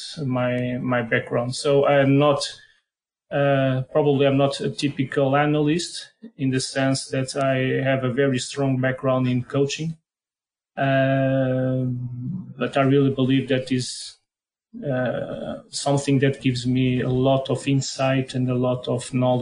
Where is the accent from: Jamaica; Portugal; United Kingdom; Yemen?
Portugal; accent: strong Portuguese; English is a second language; my strong Portuguese accent.